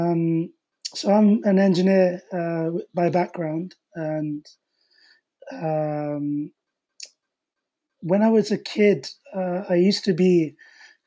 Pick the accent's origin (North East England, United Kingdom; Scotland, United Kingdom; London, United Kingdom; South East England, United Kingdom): London, United Kingdom; I'm also from the Asian community, small community in West London